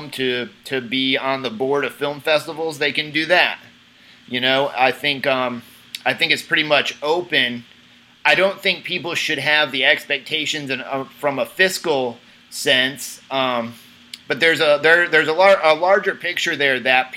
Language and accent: English; Jacksonville, Florida, United States; I'm from here. I'm from Jacksonville, Florida. But my family's here.